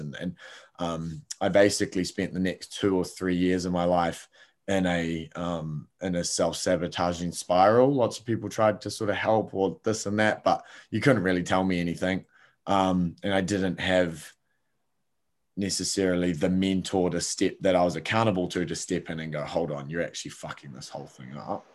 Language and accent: English; Palmerston North, Manawatū-Whanganui, New Zealand; I grew up in Palmerston North, little town, um, in New Zealand